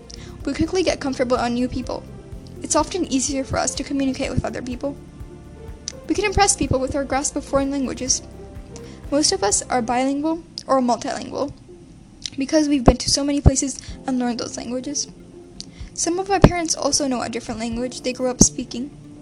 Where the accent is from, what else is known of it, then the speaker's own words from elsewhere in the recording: Saudi Arabia; moved away; also born or lived in Canada; In my case, I was born in Canada, but I don't remember much at all because we moved to Saudi Arabia a little while after I was born.